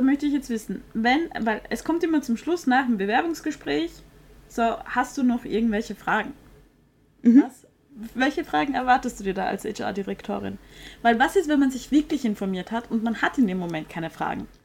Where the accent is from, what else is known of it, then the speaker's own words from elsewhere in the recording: Vienna, Austria; ich komme ja aus Wien